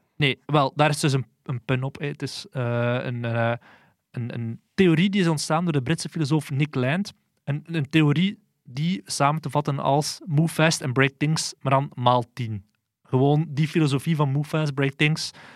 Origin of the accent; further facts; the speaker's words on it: Flanders, Belgium; ons als Vlamingen